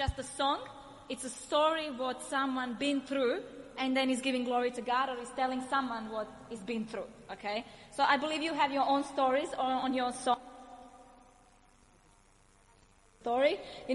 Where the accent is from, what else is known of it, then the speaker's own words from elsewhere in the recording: Croatia; English is a second language; moved away; I was born in Yugoslavia, and everything smelled on war, okay? So I was a war baby, because 91, the war began. So I was 2 years old when the war began. And it was really difficult, because my father is Serbian, and my mother is Croatian, and I live in Croatia.